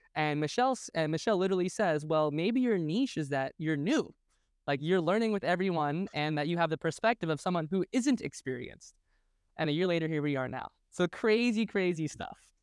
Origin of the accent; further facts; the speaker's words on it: New York City, New York, United States; also born or lived in New Jersey; I spent, like, I, I, you know, ten, ten years in New York City, my parents moved out to Jersey, and I went to high school in Brooklyn